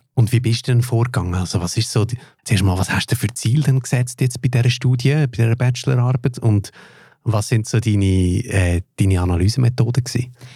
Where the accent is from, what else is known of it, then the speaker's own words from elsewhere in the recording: Switzerland; accent: Swiss; den Akzent, den ich habe, man höre, ich sage Schweizer